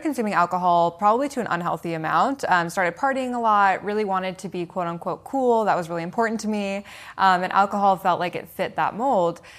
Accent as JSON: {"language": "English", "town": "Seattle", "region": "Washington", "country": "United States", "tie": "born or raised there", "said": "I was born in Seattle, Washington, so West Coast"}